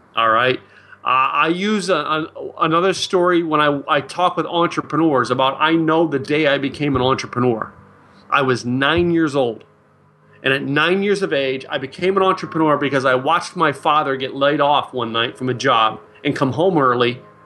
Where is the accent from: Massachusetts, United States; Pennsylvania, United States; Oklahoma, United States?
Pennsylvania, United States; Philadelphia; now in Dallas, United States; my hometown of, uh, wh-, where I grew up, Philadelphia, Pennsylvania